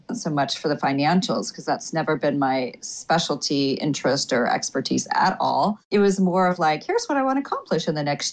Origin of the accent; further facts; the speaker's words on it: Oklahoma, United States; now in Washington, D.C., United States; small town girl. I mean, I'm originally from Oklahoma